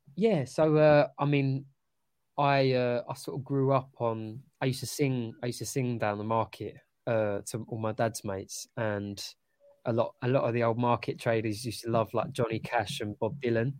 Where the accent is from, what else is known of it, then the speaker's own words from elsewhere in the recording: London, United Kingdom; I grew up in Upton Park